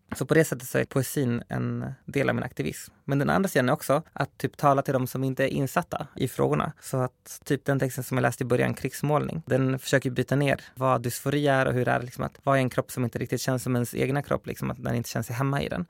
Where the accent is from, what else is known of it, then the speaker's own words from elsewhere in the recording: Skogås, Stockholm County, Sweden; min förort som sagt, Skogås